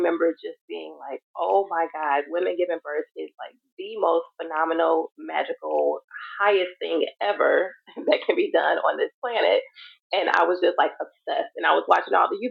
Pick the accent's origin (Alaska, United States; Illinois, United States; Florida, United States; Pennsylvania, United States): Illinois, United States; Chicago; I am from Chicago, and that's where I currently reside as well.